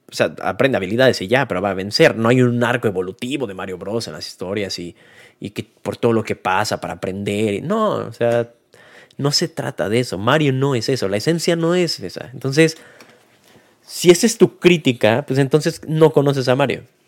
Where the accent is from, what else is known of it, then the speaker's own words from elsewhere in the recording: Mexico; nosotros como mexicanos o hispanohablantes